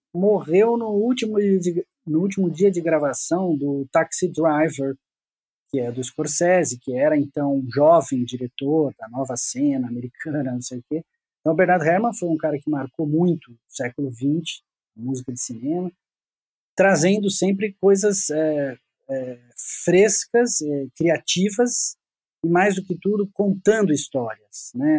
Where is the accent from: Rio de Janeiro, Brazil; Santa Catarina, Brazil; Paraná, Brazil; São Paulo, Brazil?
São Paulo, Brazil; Piracicaba; moved away as an adult; now in São Paulo, Brazil; Eu fui para lá com oito anos de idade e voltei para São Paulo, eu sou de São Paulo